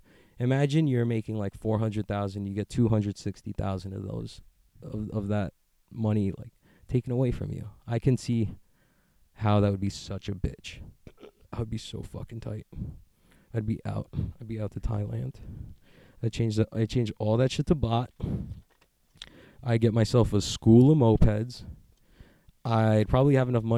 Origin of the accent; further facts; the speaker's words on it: United States; I'm an American